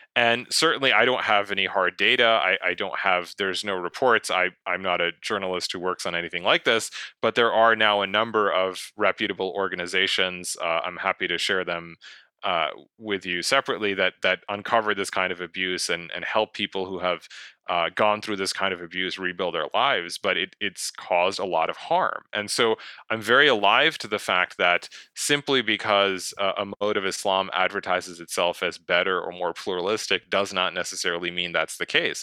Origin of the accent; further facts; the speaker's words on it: United States; I do believe I have a responsibility as an American invested in the West